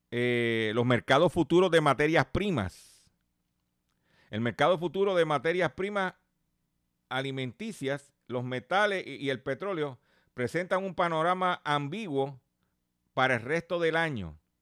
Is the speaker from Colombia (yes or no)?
no; Puerto Rico; nosotros somos parte de los Estados Unidos.